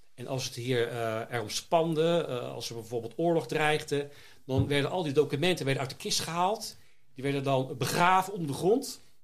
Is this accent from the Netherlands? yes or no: yes; Zoetermeer, South Holland, Netherlands; moved away as an adult; also born or lived in The Hague / Leiden / Schiedam; now in Vlaardingen, Netherlands; Ik ben geboren in Den Haag, opgegroeid in Zoetermeer, in Leiden gestudeerd